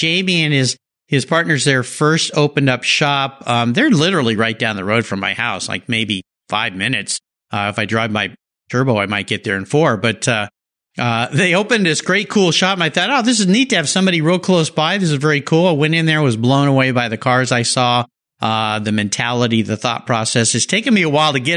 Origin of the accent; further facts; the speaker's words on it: Gig Harbor, Washington, United States; calling in from my hometown here in Gig Harbor, Washington